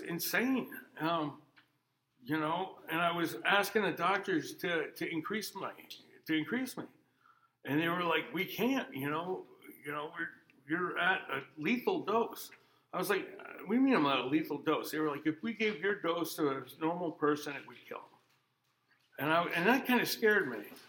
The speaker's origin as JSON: {"language": "English", "region": "Vermont", "country": "United States", "tie": "born or raised there", "also_born_or_lived": "Anchorage, Alaska", "said": "I grew up here in Vermont. Uh, I was originally born in Anchorage, Alaska"}